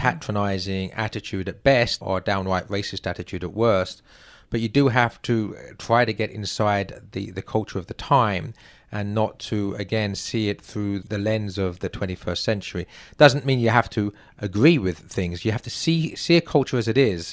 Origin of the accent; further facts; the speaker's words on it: England, United Kingdom; moved away as an adult; now in United States; I'm not an American. I'm an Englishman who, oh, I'm now a U S citizen, in fact, so I suppose I am an American.